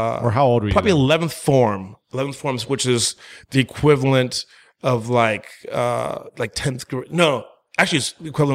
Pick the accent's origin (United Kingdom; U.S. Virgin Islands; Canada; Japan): U.S. Virgin Islands; St. Croix; born there; Well, I was born in the Virgin Islands in St. Croix, right? Literally, I just kind of just popped out, was passing through for real. My parents, my entire family's from Jamaica, right?